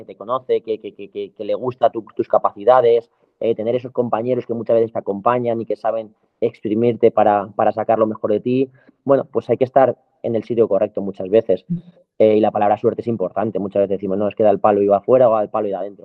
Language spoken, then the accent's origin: Spanish; Madrid, Community of Madrid, Spain; yo soy un chico de Madrid, eh, del barrio Moratalaz